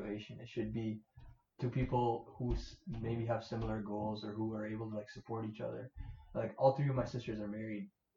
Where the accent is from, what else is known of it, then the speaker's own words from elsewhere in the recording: Toronto, Ontario, Canada; we grew up in Scarborough